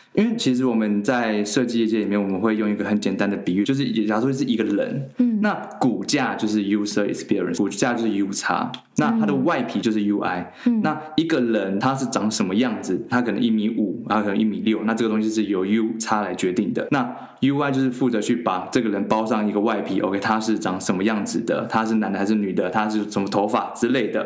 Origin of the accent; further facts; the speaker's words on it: China; also born or lived in Taiwan; 我其实从小到大其实是在大陆长大的